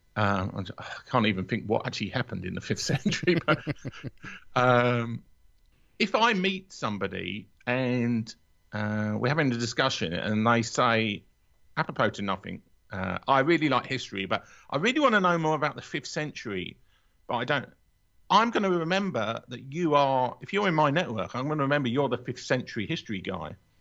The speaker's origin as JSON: {"language": "English", "region": "London", "country": "United Kingdom", "also_born_or_lived": "Watford", "said": "I'm a Londoner"}